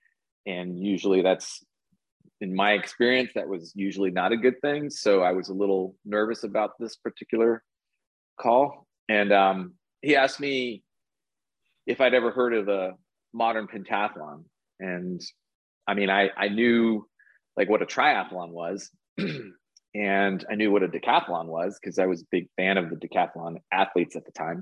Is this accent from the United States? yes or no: yes; Texas, United States; Born and raised here in Texas